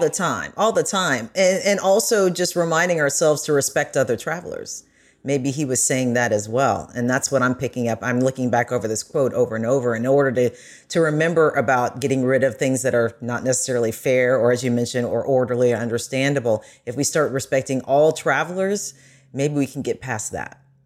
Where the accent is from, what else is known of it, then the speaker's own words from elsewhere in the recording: United States; when I did travel as an American